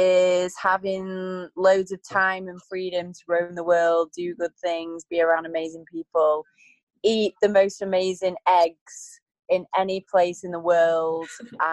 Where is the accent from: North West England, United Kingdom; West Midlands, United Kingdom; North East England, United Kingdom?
North West England, United Kingdom; between Blackpool and Preston; moved away as an adult; also born or lived in Manchester, England / Los Angeles, United States; now in Bali, Indonesia; I grew up in Pulteney Field, which is in between Blackpool and Preston.